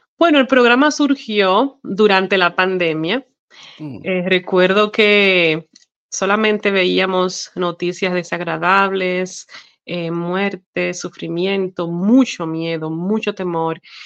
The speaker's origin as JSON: {"language": "Spanish", "country": "Dominican Republic", "tie": "born or raised there", "moved": "as an adult", "lives_now": "Arkansas, United States", "said": "yo nací en la hermosa isla de la República Dominicana. Y bueno, allá estuve viviendo hasta que me casé con mi esposo Rusty Chase y de eso hace ya 15 años"}